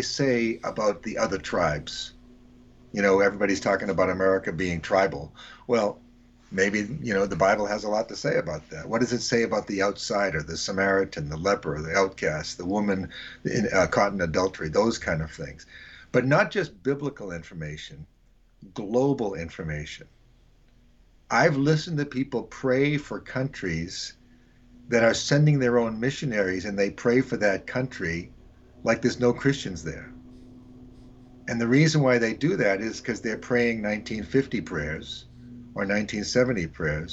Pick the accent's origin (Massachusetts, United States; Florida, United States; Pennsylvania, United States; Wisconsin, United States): Massachusetts, United States; Boston; indigenous Bostonian